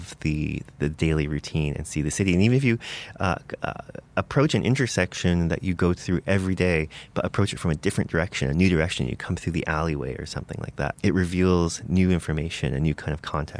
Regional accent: Windsor, Ontario, Canada; moved away as an adult; now in Toronto, Canada; coming from Windsor, a smaller place

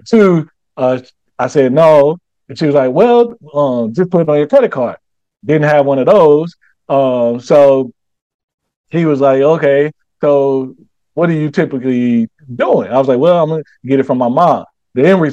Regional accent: St. Louis, Missouri, United States; now in Charlotte, United States; I come from St. Louis, but I I live in Charlotte now

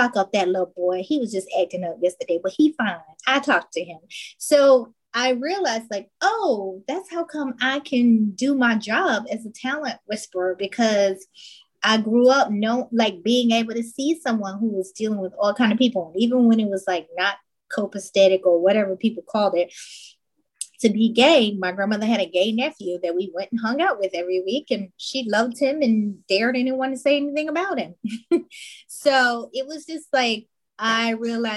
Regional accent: Chattanooga, Tennessee, United States; I grew up in Tennessee, Chattanooga, to be exact

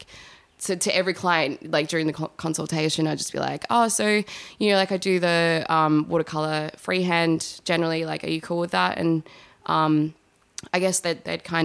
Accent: Adelaide, South Australia, Australia; moved away as an adult; also born or lived in Woodend; now in Melbourne, Australia; I had grown up in, you know, like the eastern suburbs of Adelaide

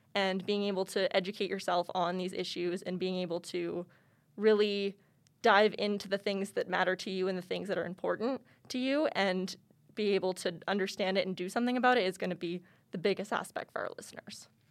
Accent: Lethbridge, Alberta, Canada; moved away as an adult; now in Calgary, Canada; I was originally born and raised in Lethbridge, Alberta

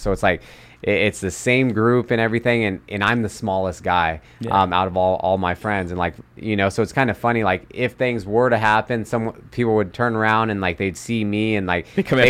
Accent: Sacramento, California, United States; born or raised there

